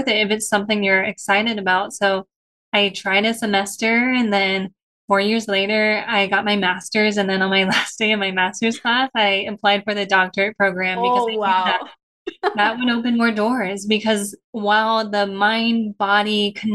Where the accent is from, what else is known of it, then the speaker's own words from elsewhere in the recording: San Diego, California, United States; I was born and raised in San Diego.